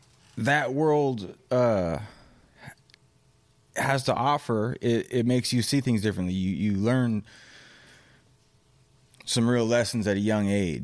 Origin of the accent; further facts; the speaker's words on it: Fresno, California, United States; Well, I mean, you growing up in Fresno, California.